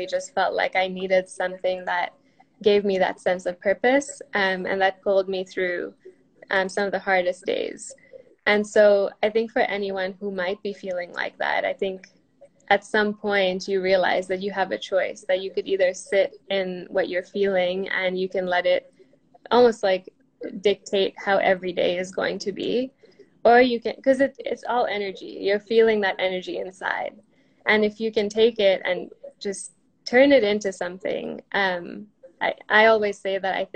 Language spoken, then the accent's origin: English; Kenya; I grew up in Kenya